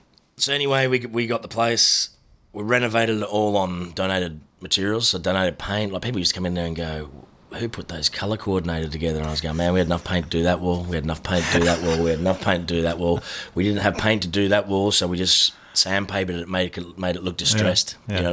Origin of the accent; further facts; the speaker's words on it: Noosaville, Queensland, Australia; In Noosaville.